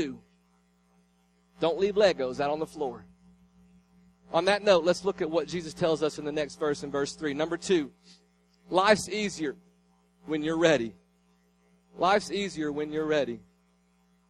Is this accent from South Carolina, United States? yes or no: no; Tennessee, United States; I was from Tennessee